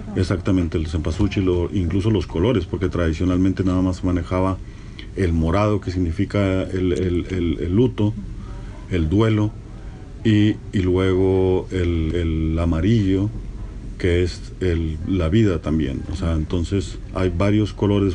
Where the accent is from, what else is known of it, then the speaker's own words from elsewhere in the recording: north-central Mexico, Mexico; Yo soy norteño del centro y no se celebra el Día de los Muertos